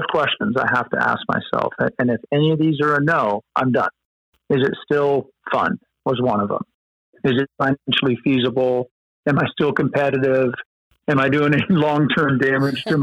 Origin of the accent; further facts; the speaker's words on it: Central Oregon, United States; also born or lived in Colorado; grew up in Central Oregon